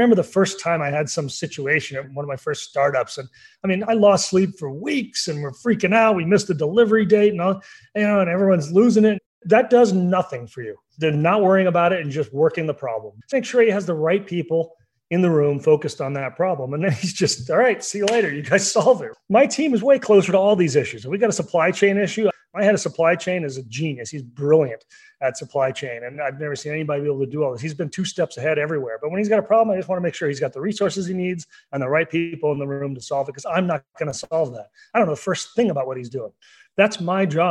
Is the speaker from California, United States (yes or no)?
no; Oklahoma, United States; growing up in Oklahoma